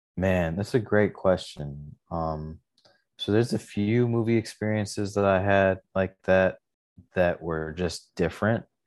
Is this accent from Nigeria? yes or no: no; Lathrop Village, Michigan, United States; we grew up in Lathrop Village, which is, like, just outside of the suburb called Southfield